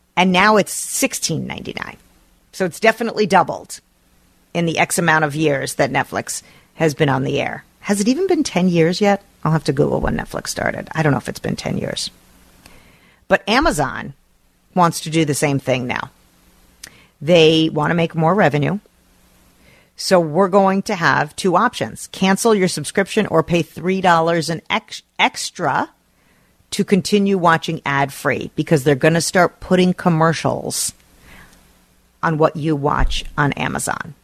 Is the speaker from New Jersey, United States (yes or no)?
yes; New Jersey, United States; now in St. Louis Park, United States; Growing up in New Jersey